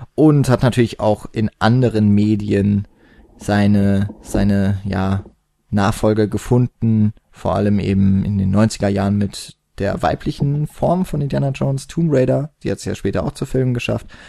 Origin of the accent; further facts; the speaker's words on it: Karlsruhe, Baden-Württemberg, Germany; ich komme nicht aus der Haupt, sondern aus der Fächerstadt Karlsruhe.